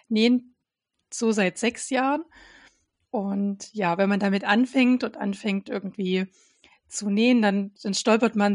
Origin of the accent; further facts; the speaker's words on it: Saxony, Germany; Ich bin ja, komme ja ursprünglich aus Sachsen